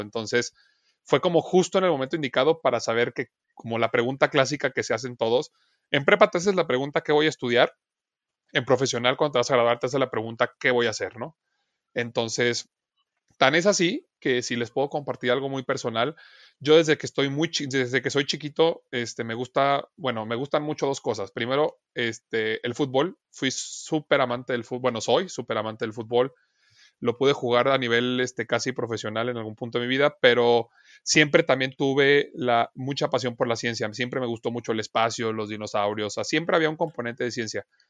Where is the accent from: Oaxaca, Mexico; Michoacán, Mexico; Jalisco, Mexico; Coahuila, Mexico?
Jalisco, Mexico; Guadalajara; moved away as an adult; now in Chihuahua, Mexico; yo no soy de Chihuahua, yo soy de Guadalajara, Jalisco, yo nací allá, este, estudié allá toda mi carrera